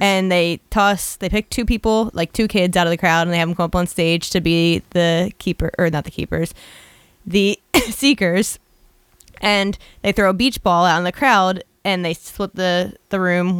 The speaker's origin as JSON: {"language": "English", "town": "Philadelphia", "region": "Pennsylvania", "country": "United States", "said": "I'm from Philly"}